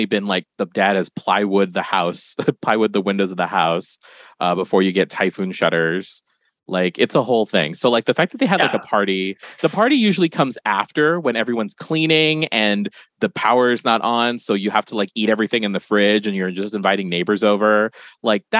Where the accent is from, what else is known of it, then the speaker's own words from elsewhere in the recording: Guam; I'm from Guam, and and being from there, I've lived through many a typhoon